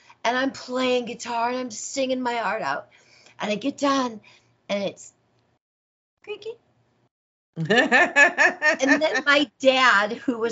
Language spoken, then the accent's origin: English; Rockford, Illinois, United States; now in Las Vegas, United States; I grew up in Rockford, Illinois